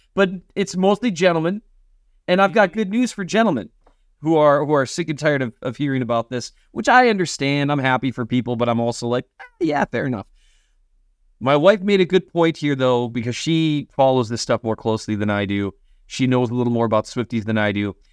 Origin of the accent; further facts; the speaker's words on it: Minnesota, United States; moved away; I'm from Minnesota